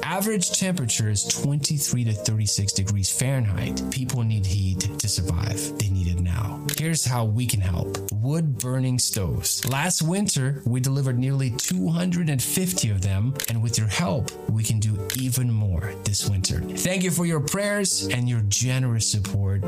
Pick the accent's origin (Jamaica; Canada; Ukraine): Ukraine; now in United States; my home country of Ukraine.